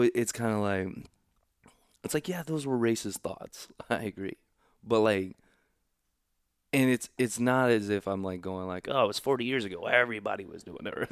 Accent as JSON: {"language": "English", "town": "Overland Park", "region": "Kansas", "country": "United States", "tie": "born or raised there", "also_born_or_lived": "Oklahoma / Missouri", "said": "I grew up in Overland Park, Kansas."}